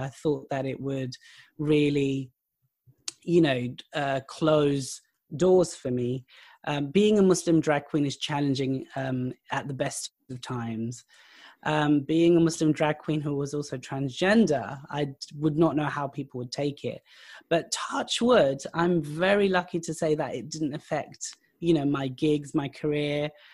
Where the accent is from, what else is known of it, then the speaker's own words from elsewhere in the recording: United Kingdom; also born or lived in Pakistan; I'm British, I'm Pakistani, I'm of South Asian heritage